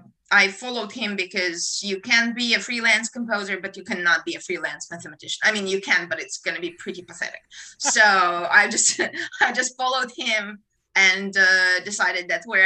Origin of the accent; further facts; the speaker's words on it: Kyiv, Ukraine; moved away as an adult; also born or lived in Ithaca, New York, United States / Chicago, United States; now in Australia; I was born in Ukraine, in Kyiv, which is the capital of Ukraine, in a family of musicians on both sides.